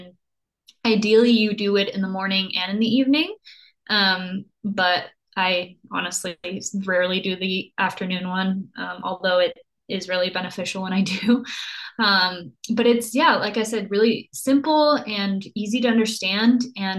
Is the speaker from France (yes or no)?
no; Costa Rica; also born or lived in Germany; I was born in Germany, but then grew up in Costa Rica, not because I have a military family or anything, but just because my mom loved to travel and was very spontaneous like that. And so I grew up in Costa Rica and by the beach